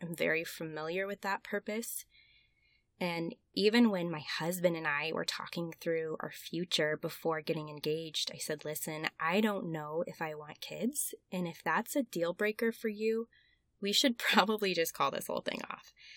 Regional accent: Westfield, Indiana, United States; the Westfield Public Library in my hometown back in Indiana

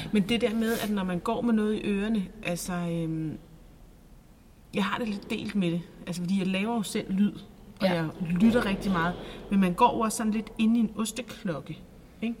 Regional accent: Næstved, Zealand, Denmark; moved away as an adult; also born or lived in Copenhagen; jeg er født og opvokset i Næstved

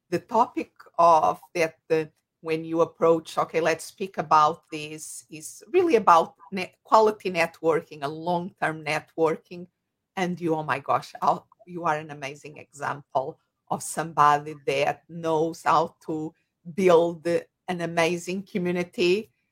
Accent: Portugal; English is a second language; moved away as an adult; also born or lived in Spain; I have an accent. And if they are wondering where this accent comes from, I'm originally from Portugal, a little country next to Spain in Europe

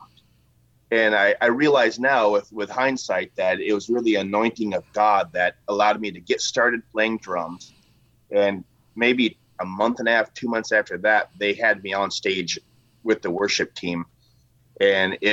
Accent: Washington, United States; I'm a native of Washington

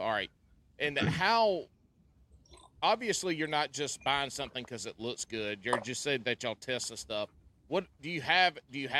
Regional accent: California, United States; No, sir. I'm from the Silicon Valley.

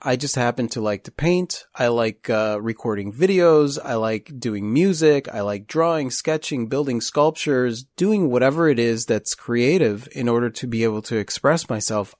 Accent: Chicago, Illinois, United States; now in Pensacola, United States; we're from Chicago

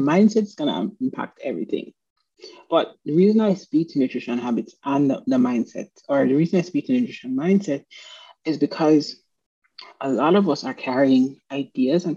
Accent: Jamaica; moved away; I'm from Jamaica

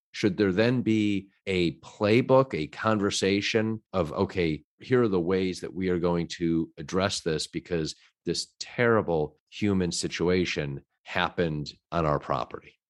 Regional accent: Chicago, Illinois, United States; I, too, am from Chicago

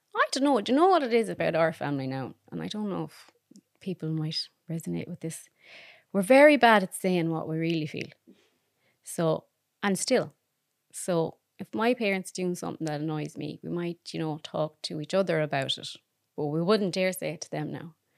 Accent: Claremorris, Connacht, Ireland; Clare Morris in County Mayo

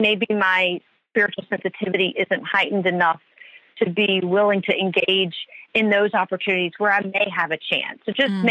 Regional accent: the South, United States; moved away; when I grew up in the South

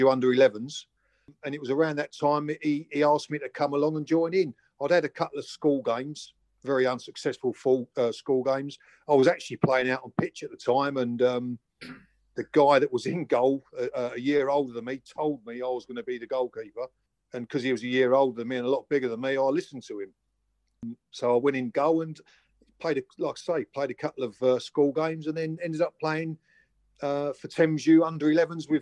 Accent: Chatham, South East England, United Kingdom; also born or lived in Gillingham; I was brought up in Chatham originally, and then mum and dad moved over to Gillingham, and then I went to junior school

